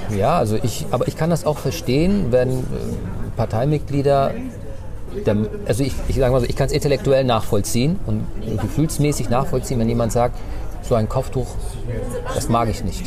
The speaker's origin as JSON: {"language": "German", "region": "Bremen", "country": "Germany", "tie": "born or raised there", "also_born_or_lived": "North Rhine-Westphalia", "first_language": "Turkish", "second_language": "German", "said": "ich bin, ich bin Bremer. Ne? Ich bin zwar in Nordrhein-Westfalen geboren, aber ich kann mich gar nicht an NRW erinnern. Ich bin zwei Jahren gekommen. Ich bin Bremer."}